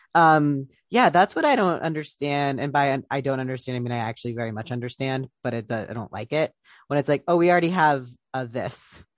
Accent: Columbus, Ohio, United States; Columbus, Ohio, where I'm from

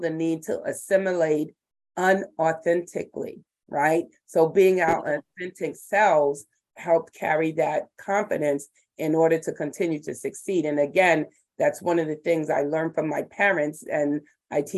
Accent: Fishkill, New York, United States; moved away as an adult; now in Brooklyn, United States; I grew up in Fishkill, New York.

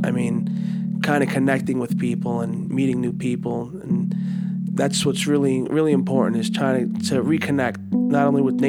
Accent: United States; It's just in our blood as Americans to want to explore

